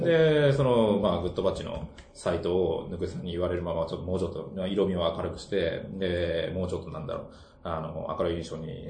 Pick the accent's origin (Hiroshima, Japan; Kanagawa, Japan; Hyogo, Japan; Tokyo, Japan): Tokyo, Japan; Taitō; 台東区はね、生まれ育った町だからね